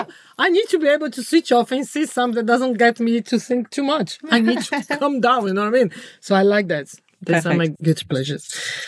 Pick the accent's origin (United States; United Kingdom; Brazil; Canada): Brazil; English is a second language; I'm from Brazil